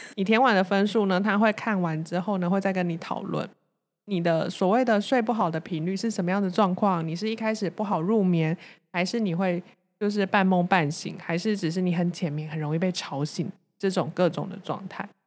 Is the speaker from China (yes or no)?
no; Taichung, Taiwan; 身为台中人